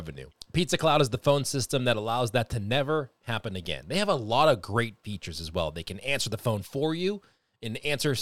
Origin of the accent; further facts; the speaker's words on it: Boston, Massachusetts, United States; I'm from Boston. I talk a little fast